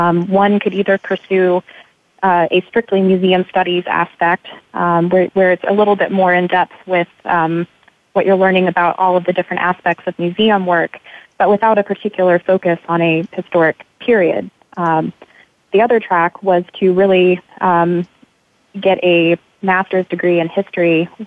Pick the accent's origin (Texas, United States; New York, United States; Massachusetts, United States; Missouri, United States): Missouri, United States; moved away as an adult; now in Richmond, United States; back in my home state of Missouri